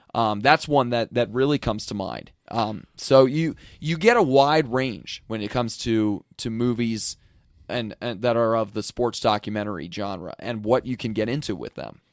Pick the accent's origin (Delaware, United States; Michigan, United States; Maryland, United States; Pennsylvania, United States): Pennsylvania, United States; an hour west of Philadelphia; I grew up an hour to the west, but I did live in Philadelphia, the city itself, for a year when I was in college